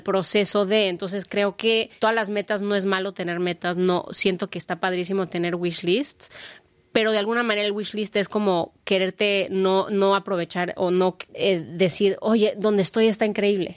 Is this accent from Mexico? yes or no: yes; Mexico; como una mexicana